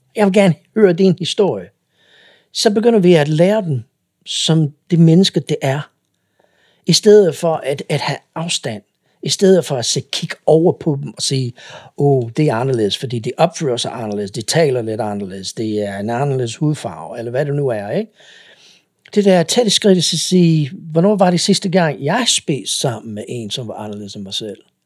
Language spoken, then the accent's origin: Danish; United States; Danish is a second language; moved away as an adult; now in Denmark; jeg kommer fra USA